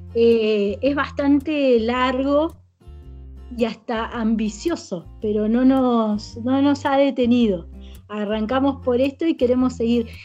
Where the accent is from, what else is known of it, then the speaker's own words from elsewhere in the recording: Paraná, Entre Ríos, Argentina; moved away as an adult; now in Caviahue, Argentina; yo me vine de Entre Ríos a estudiar